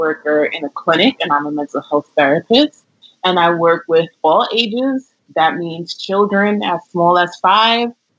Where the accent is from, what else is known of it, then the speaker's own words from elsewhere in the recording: New York, United States; I'm born and raised here in New York.